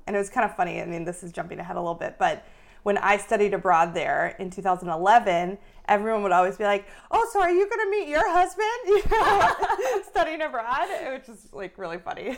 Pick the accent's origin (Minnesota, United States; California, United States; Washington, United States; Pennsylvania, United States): Minnesota, United States; Minneapolis; I grew up in Minneapolis, Minnesota, which I love very, very much